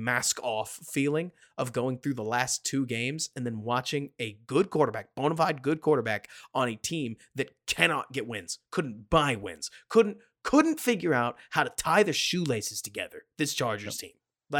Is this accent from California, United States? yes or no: no; Dallas, Texas, United States; I'm from Dallas